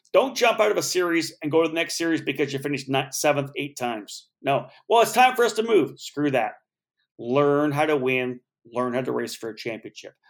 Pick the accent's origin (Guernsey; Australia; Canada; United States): Canada; I'm Canadian, and I cheered for the Leafs